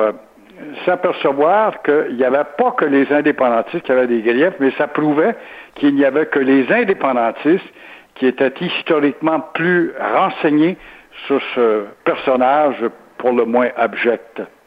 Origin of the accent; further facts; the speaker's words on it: Quebec, Canada; quand on est québécois